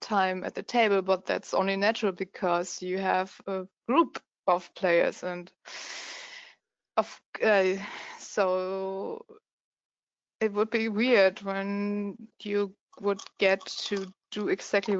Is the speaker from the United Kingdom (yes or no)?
no; Germany; accent: German; English is a second language; my German accent